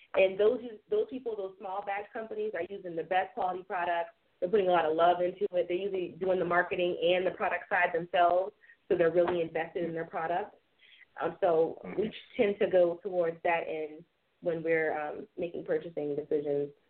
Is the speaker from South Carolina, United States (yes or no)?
yes; Charleston, South Carolina, United States; we are from Charleston, South Carolina